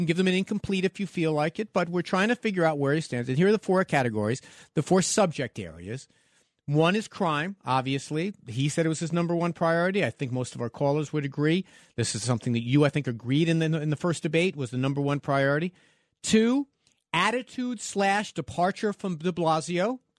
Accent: Manhattan, New York, United States; I'm from Manhattan.

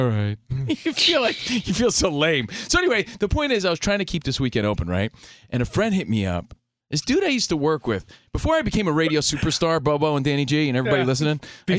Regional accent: East Coast, United States; now in Los Angeles, United States; But, yeah, we're from the East Coast out here in the mean streets of L.A., ready to talk some sports and nonsense.

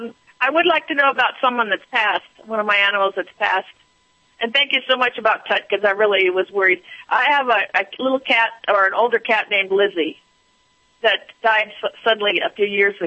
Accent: California, United States; California, born and raised.

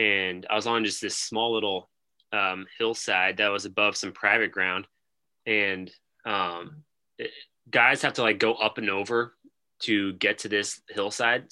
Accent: Lincoln, Nebraska, United States; We're from Lincoln, Nebraska.

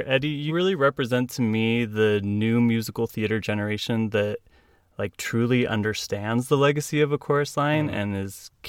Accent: Utah, United States; moved away; also born or lived in California; growing up in Utah, there was no way in HE double hockey sticks that I was going to do A Chorus Line in high school. In fact, I don't think I saw A Chorus Line until I moved to California.

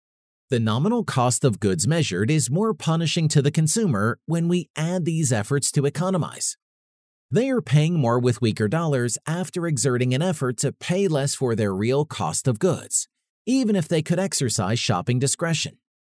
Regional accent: Brookfield, Wisconsin, United States; Drive a few miles down a main road in my hometown of Brookfield, Wisconsin, and you'll see many gas stations.

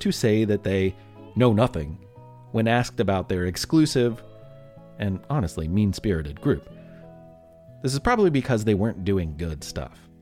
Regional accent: Louisville, Kentucky, United States; my hometown of Louisville, Kentucky

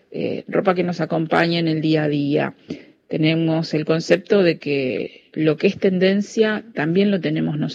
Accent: Avellaneda, Buenos Aires Province, Argentina; soy de Avellaneda.

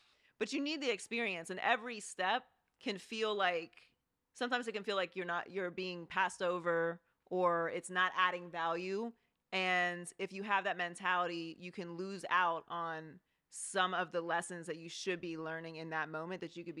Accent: Pittsburgh, Pennsylvania, United States; So I feel like I skipped the Pittsburgh accent.

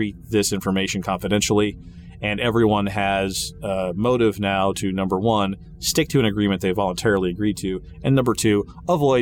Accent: Wichita, Kansas, United States; Wichita, Kansas, by the way, just for fun, just so you all will know, from my hometown

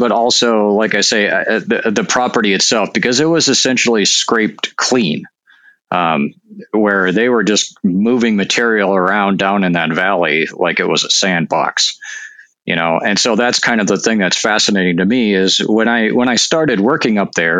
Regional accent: Northern Plains, United States; I mean, I'm from the Northern Plains. My family were farmers and all that.

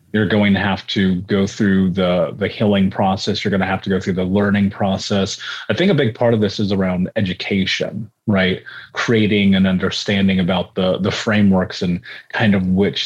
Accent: Indianapolis, Indiana, United States; I grew up in Indianapolis

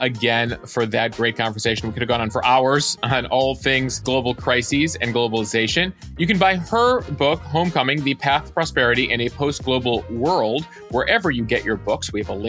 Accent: Illinois, United States; By the way, I'm from Illinois originally. So Midwesterner who, you know, grew up with, you know, passing by huge fields of soybeans and corn

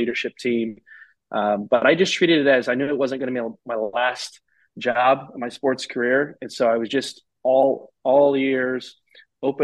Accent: Central Illinois, United States; moved away as an adult; also born or lived in Phoenix; Growing up in Central Illinois, I loved being there.

